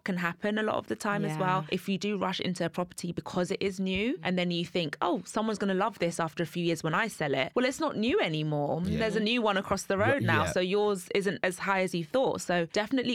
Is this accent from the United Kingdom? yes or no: yes; London, United Kingdom; moved away as an adult; now in Essex, United Kingdom; I grew up in Kensal Green, so it's London, but it's really leafy.